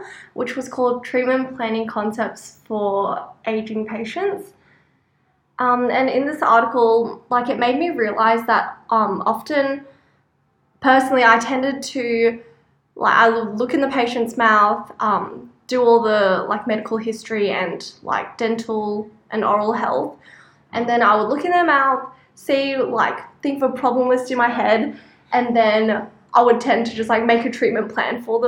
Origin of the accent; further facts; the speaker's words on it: Canberra, Australian Capital Territory, Australia; now in Brisbane, Australia; I was born and raised in Canberra.